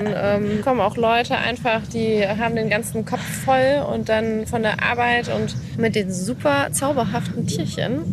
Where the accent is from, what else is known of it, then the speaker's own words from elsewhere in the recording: Rhineland, Germany; bei uns im Rheinland